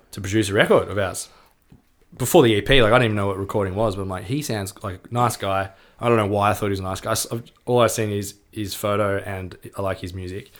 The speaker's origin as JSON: {"language": "English", "town": "Melbourne", "region": "Victoria", "country": "Australia", "tie": "born or raised there", "said": "we grew up in Melbourne"}